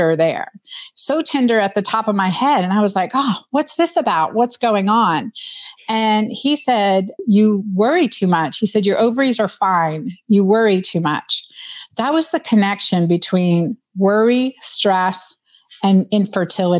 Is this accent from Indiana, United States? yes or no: no; Pennsylvania, United States; also born or lived in Doylestown, Pennsylvania; we grew up in Hapro, Pennsylvania, and then moved to Doylestown as a teenager in Pennsylvania.